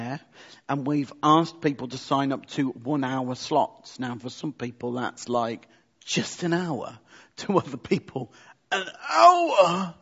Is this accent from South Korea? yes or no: no; United Kingdom; we are British